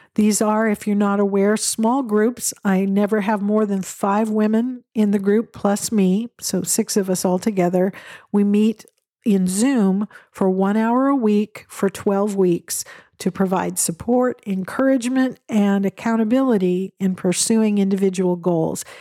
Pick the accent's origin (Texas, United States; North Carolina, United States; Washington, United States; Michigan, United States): Washington, United States; Western Washington State, United States; I grew up in Western Washington State, where there are evergreens everywhere you look